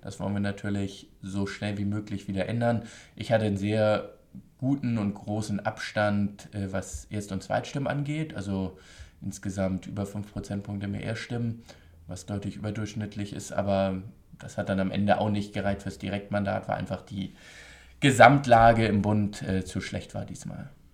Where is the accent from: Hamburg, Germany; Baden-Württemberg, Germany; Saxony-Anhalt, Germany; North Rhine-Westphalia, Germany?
Hamburg, Germany; Ich komme aus Hamburg, aus dem Wahlkreis Hamburg-Nord, Alstertal